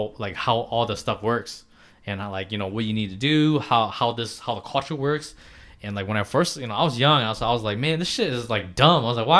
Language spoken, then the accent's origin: English; Cadillac, Michigan, United States; accent: Midwest; North Michigan, okay. In Cadillac area.